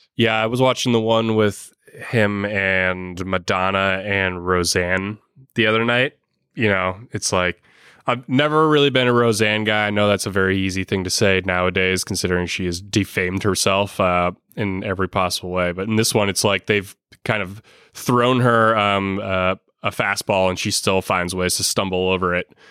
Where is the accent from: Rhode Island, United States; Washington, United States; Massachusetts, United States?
Massachusetts, United States; Boston; I'm from Boston